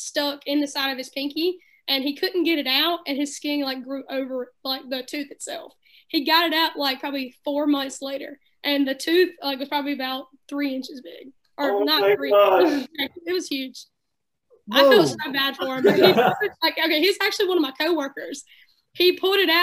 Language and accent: English; South Carolina, United States; also born or lived in Columbia, South Carolina / Great Falls, South Carolina; I grew up on the lake. I've been a local for 20 years. I was born in the Columbia area, and I spent like first grade and second grade over in Great Falls, and then we moved over here, and I've been here ever since